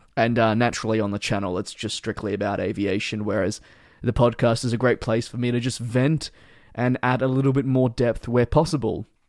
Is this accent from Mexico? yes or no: no; Australia; growing up in Australia